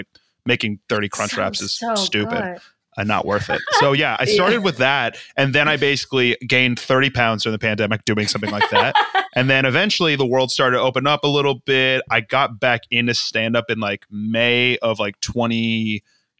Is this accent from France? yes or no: no; Boca Raton, Florida, United States; moved away as an adult; also born or lived in Norwalk, Connecticut / Connecticut / New York; now in Los Angeles, United States; I was born in Norwalk. And then I grew up in Boca Raton